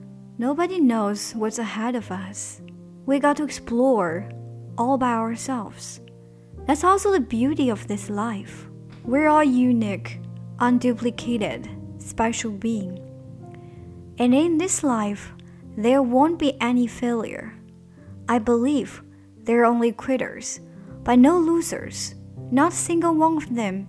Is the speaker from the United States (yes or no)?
no; China; first language Chinese; English is a second language; moved away as an adult; now in Germany; I'm from China.